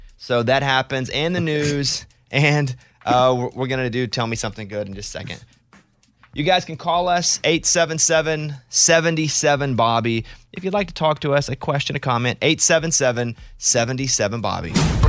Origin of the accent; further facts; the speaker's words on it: Arkansas, United States; the kid version of me growing up in Arkansas, I never thought he'd see that.